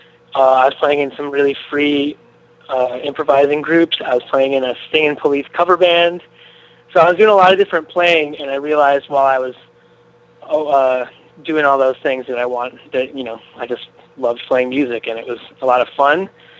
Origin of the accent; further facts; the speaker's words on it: Chicago, Illinois, United States; moved away as an adult; now in New York City, United States; I'm from Chicago originally, and I was going to college at DePaul University in Lincoln Park on the north side of Chicago.